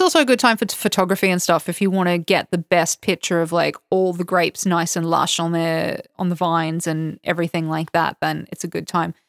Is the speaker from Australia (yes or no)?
yes; Toowoomba, Queensland, Australia; now in Georgia; I grew up in a place called Toowoomba